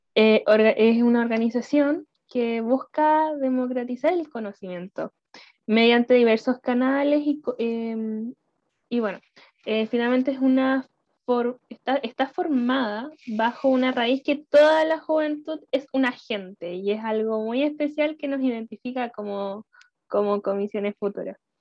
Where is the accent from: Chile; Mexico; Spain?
Chile; soy de Chile